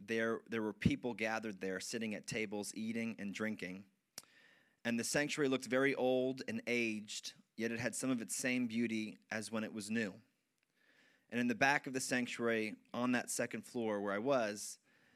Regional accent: Wyckoff, New Jersey, United States; the church that I grew up in Wyckoff. And I had attended that church for pretty much 15, 16 years

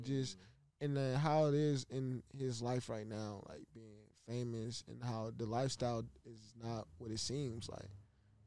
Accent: Los Angeles area, California, United States; I'm just 20 minutes away from home, like, from my hometown

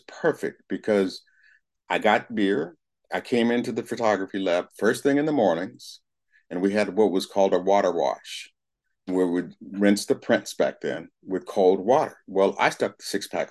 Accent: Berkeley, California, United States; I was raised in Berkeley, California. Went through the Berkeley elementary schools

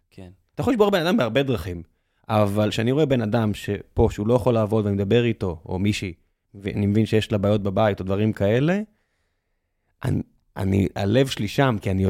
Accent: Tel Aviv, Tel Aviv District, Israel; ואני הולך דרך העיר שגדלתי בה, גרתי בבית, ונולדתי במצדה. ו, ואני, זהו, אני תל אביבי

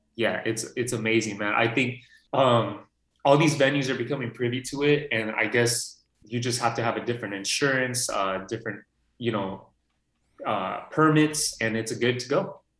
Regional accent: Los Angeles, California, United States; I'm born and raised here. So I see all these actors coming into Burbank, North Hollywood area

